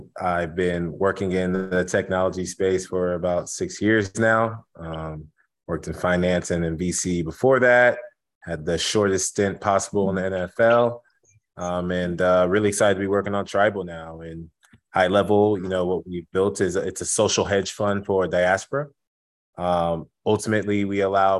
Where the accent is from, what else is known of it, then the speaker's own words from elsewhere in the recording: Houston, Texas, United States; also born or lived in Evanston, Illinois; born and raised in Houston to Nigerian immigrants